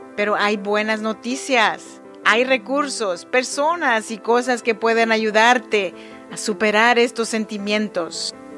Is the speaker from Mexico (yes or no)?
yes; Chinantec region, Oaxaca, Mexico; now in Sacramento, United States; yo soy nacida en Oaxaca, México, en la región de Chinantecos.